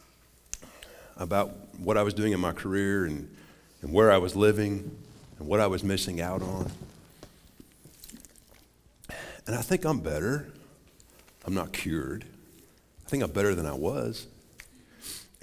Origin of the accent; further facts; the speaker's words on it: Montana, United States; now in Wichita Falls, United States; I grew up in Montana